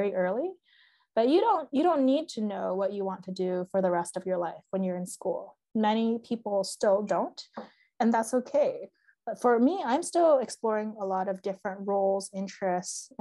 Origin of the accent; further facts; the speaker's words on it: Bay Area, Northern California, United States; moved away as an adult; also born or lived in Massachusetts; I'm from the Bay Area, which is very like the heart of Silicon Valley, very STEM heavy